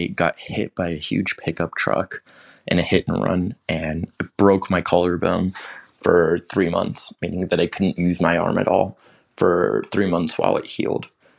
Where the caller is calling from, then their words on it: Phoenix, Arizona, United States; from Phoenix, Arizona.